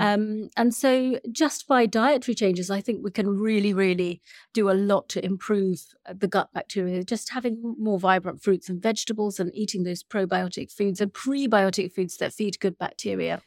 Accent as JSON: {"language": "English", "country": "Sri Lanka", "said": "I'm from Sri Lanka"}